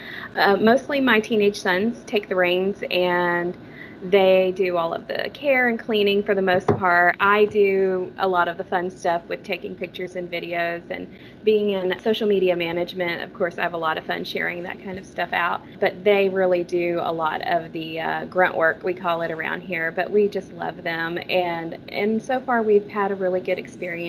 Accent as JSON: {"language": "English", "region": "Texas", "country": "United States", "moved": "yes", "lives_now": "Dahlgren, United States", "said": "I'm originally from Texas"}